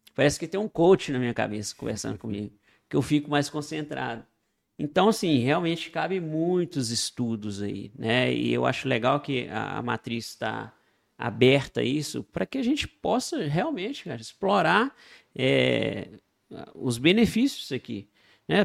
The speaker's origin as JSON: {"language": "Portuguese", "town": "Itabira", "region": "Minas Gerais", "country": "Brazil", "tie": "born or raised there", "said": "lá de Itabira, minha cidade natal"}